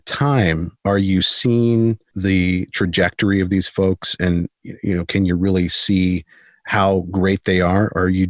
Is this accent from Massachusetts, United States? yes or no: no; Selah, Washington, United States; He is actually from my hometown of, he's from Sela. I live in Sela.